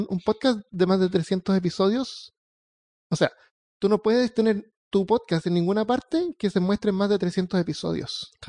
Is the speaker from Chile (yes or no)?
yes; Santiago, Santiago Metropolitan Region, Chile; moved away as an adult; yo nací en Santiago hasta los hasta los 18, 19, por ahí me fui